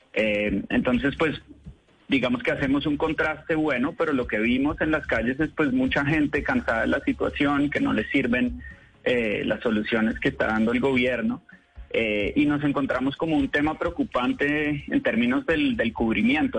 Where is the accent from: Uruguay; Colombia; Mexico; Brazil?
Colombia; now in United States; Yo soy colombiano, eh, el equipo con el que yo trabajo en Vice News es colombiano, aunque vivimos en Estados Unidos